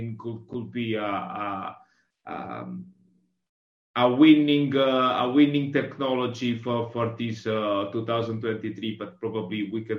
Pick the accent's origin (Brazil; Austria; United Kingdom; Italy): Italy; Southern Italy; now in Milan, Italy; I'm from Italy. I'm from South Italy, but I live in Milano